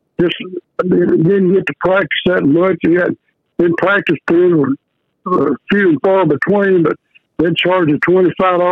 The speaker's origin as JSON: {"language": "English", "area": "Vernon / Mesquite", "region": "Texas", "country": "United States", "tie": "born or raised there", "also_born_or_lived": "Davidson, Oklahoma", "said": "I was born in Davidson, Oklahoma, down on the southwest corner of the Red River. Then we moved to Vernon and ended up, I guess, when I was in high school at Mesquite."}